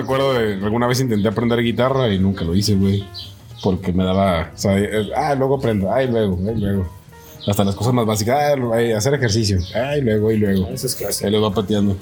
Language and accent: Spanish; Mexico; como mexicano